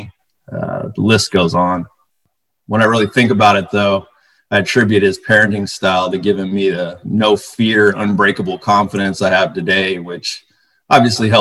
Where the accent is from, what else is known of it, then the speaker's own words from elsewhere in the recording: Bay Area, California, United States; I was born in the Bay Area. I grew up in a middle-class household